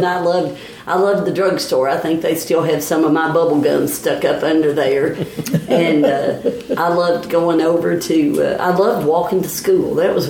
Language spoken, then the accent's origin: English; Wilmore, Kentucky, United States; they moved here in January of 53, and I was born in July of 53.